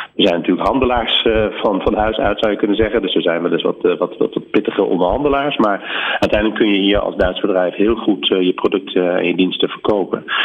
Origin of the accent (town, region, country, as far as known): Netherlands